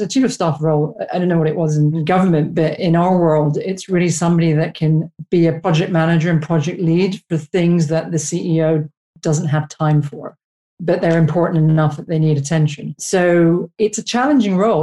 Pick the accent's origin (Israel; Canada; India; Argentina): Canada; moved away as an adult; now in United Kingdom; I'm Canadian